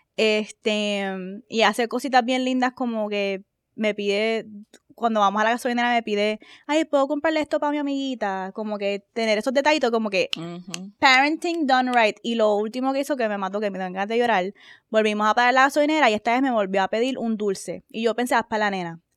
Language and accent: Spanish; Puerto Rico; moved away; also born or lived in United States; nosotros vivíamos en Estados Unidos, se regresamos a Puerto Rico, y cuando regresamos a Puerto Rico